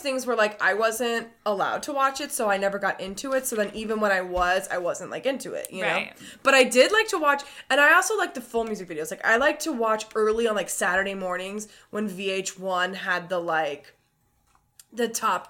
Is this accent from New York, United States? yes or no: no; Texas, United States; now in Chicago, United States; growing up in Texas